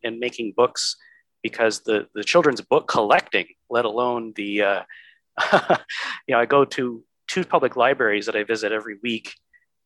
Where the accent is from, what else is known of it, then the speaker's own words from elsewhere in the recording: Michigan, United States; moved away; my home state of Michigan